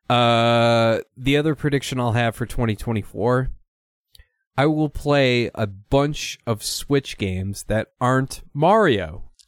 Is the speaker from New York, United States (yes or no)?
no; Minnesota, United States; I'm from Minnesota, and that's what happens when you, when you're born there